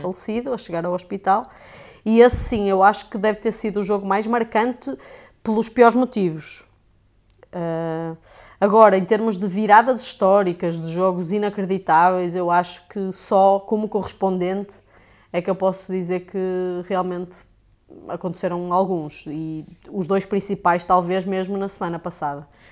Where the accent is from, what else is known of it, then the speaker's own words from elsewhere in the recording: North, Portugal; accent: Portuguese; eu sou portuguesa, como já devem ter percebido, né? Foi é, Uh, meu sotaque